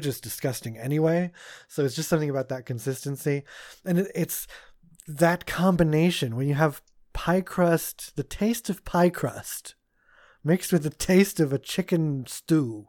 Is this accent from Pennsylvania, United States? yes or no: yes; Pennsylvania, United States; growing up in Pennsylvania